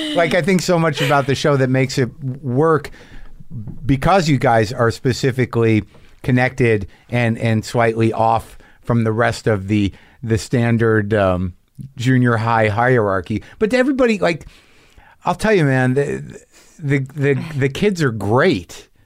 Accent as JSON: {"language": "English", "region": "Southwest", "country": "United States", "tie": "born or raised there", "also_born_or_lived": "Boston", "moved": "yes", "said": "I grew up in the Southwest"}